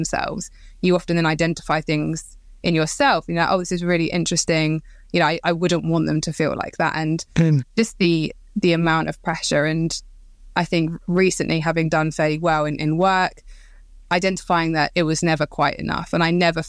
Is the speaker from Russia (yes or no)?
no; Croydon, London, United Kingdom; So I grew up in Croydon, so South London, in a quiet, nice area, and to a nurse and a policeman.